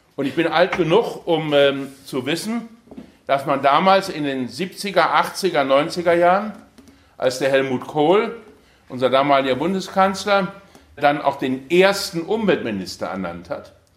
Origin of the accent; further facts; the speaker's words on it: Ensdorf, Saarland, Germany; also born or lived in Aachen; Ich komme aus dem Saarland, im Saarland fließt die Saar